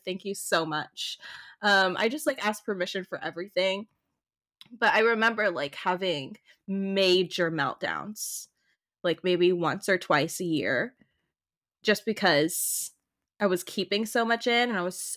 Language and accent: English; Oceanside, California, United States; So I grew up in the North County Oceanside Vista area.